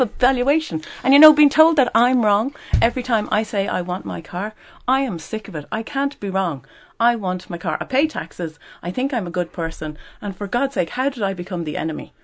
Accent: Dublin, Leinster, Ireland; I didn't realize I was a coachie 'cause I've always been a dub

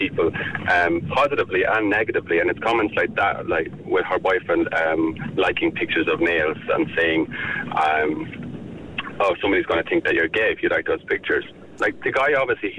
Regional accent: Ireland; as a gay man growing up in Ireland, I'm 28 years of age

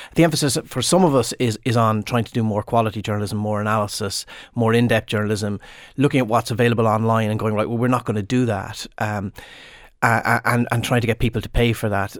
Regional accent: Limerick/Clare border, Munster, Ireland; I'm from right on the border, Arden Acrosha. It's in, it's actually in Clare, but I often say Limerick

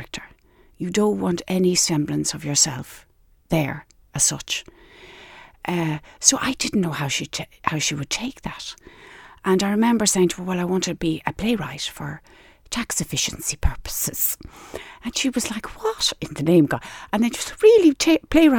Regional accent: Skerries, Leinster, Ireland; we grew up in Skerries and we had a house right on the beach

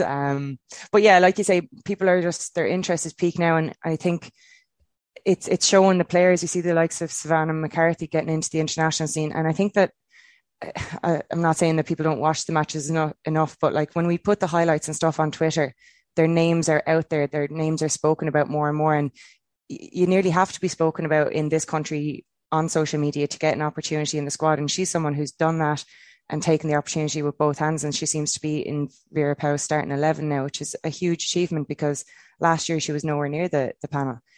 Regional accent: Kilkenny, Leinster, Ireland; growing up in Kilkenny

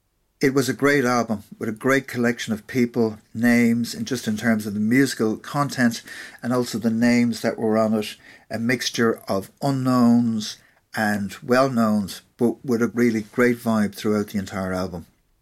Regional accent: Castlebar, Connacht, Ireland; I grew up with John in Castlebar, County Mayo

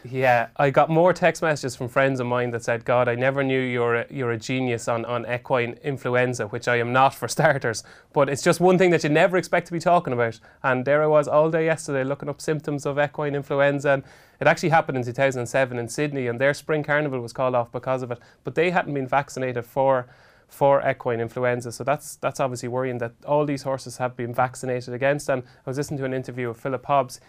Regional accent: Ireland; I was from Robinson, which was only a couple of miles down the road.

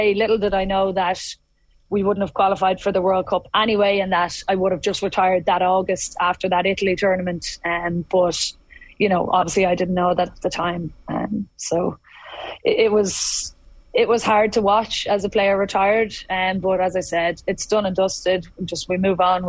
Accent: Dublin, Leinster, Ireland; I'm from Dublin

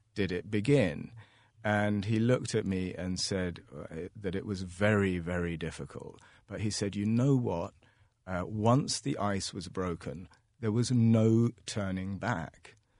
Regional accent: London, United Kingdom; now in Ireland; I grew up in London

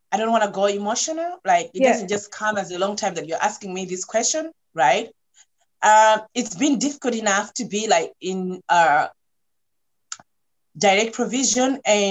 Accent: Malawi; I'm coming from Malawi where things don't kind of like being talked straightforward

